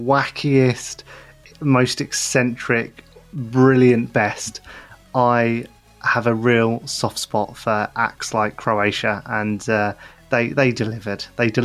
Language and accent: English; United Kingdom; I'm British